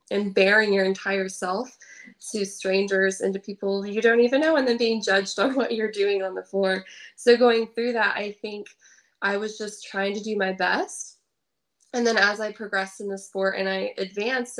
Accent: Indiana, United States; I grew up in Indiana, but I started going to Michigan for my coach

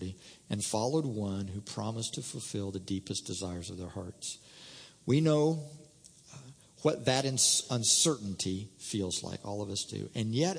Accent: Indiana, United States; moved away as an adult; also born or lived in Oklahoma; I was raised in Indiana, came to school out at ORU and lived in Oklahoma

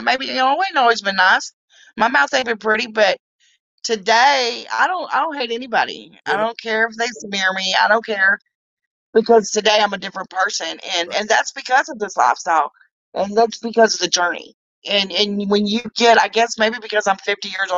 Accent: the South, United States; also born or lived in California; I'm from the South.

